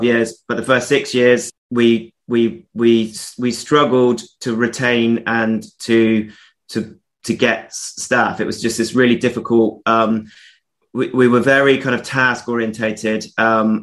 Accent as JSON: {"language": "English", "area": "Somerset, West Country", "region": "South West England", "country": "United Kingdom", "tie": "born or raised there", "said": "I grew up in the West Country, little town in Somerset"}